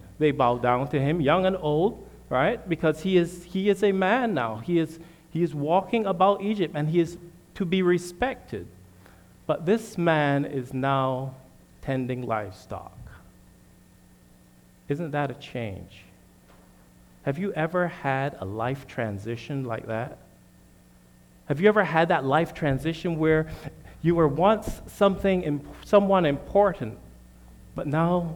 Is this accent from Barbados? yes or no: yes; Barbados; moved away as an adult; also born or lived in Michigan; now in United States; My family and I'm originally from Barbados.